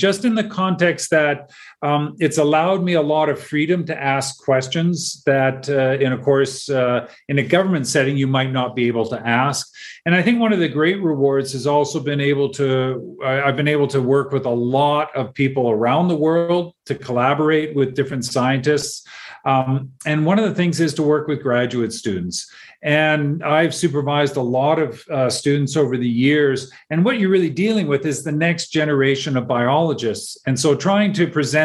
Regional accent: Vancouver, British Columbia, Canada; I grew up in Vancouver on the west coast of Canada

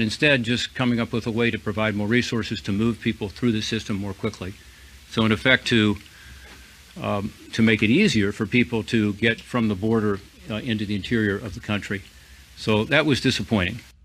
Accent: Ohio, United States; my home state of Ohio

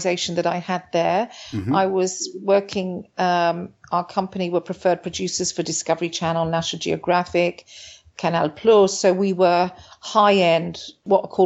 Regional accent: United Kingdom; moved away as an adult; also born or lived in Italy; now in Argentina; initially I came from the United Kingdom. And I came to Argentina in 2002

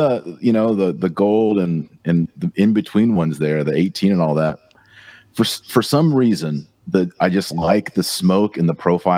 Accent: Texas, United States; I'm from Texas.

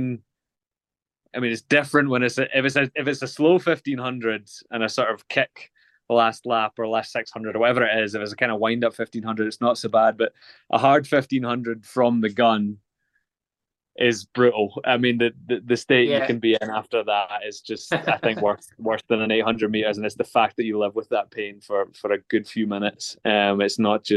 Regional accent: Glasgow, Scotland, United Kingdom; born and raised in Glasgow

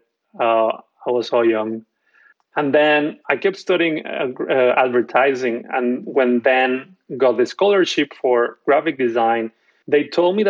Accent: Mexico; moved away as an adult; now in New York, United States; I'm from Mexico

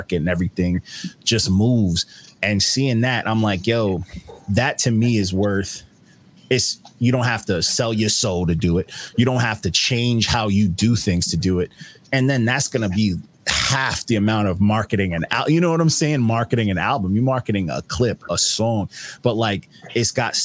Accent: New York, United States; I wasn't born in New York, but I was raised in New York.

